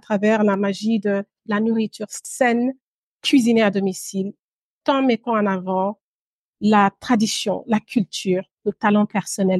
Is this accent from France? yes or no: no; Brussels, Brussels-Capital Region, Belgium; moved away as an adult; also born or lived in Guinea; now in London, United Kingdom; J'ai grandi à Bruxelles, en Belgique, pendant mon adolescence et une partie de mon enfance d'ailleurs.